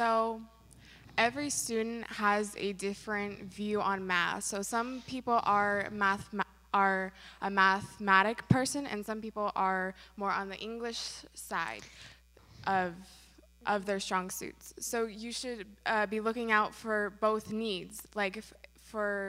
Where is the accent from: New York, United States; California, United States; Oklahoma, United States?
California, United States; Bakersfield; I am from Bakersfield, California